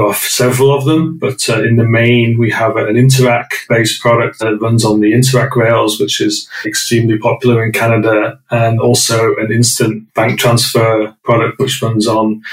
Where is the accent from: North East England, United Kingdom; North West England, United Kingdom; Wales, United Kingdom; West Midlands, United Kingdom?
North West England, United Kingdom; moved away as an adult; now in London, United Kingdom; So I grew up in a small village in the northwest of England. Those that didn't recognize the accent, I'm British